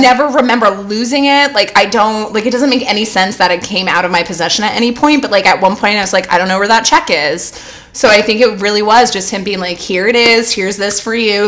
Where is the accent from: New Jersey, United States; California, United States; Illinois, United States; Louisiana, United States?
California, United States; also born or lived in New Orleans; growing up in California